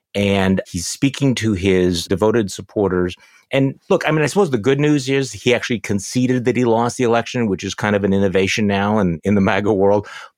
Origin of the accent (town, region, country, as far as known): Wisconsin, United States; born or raised there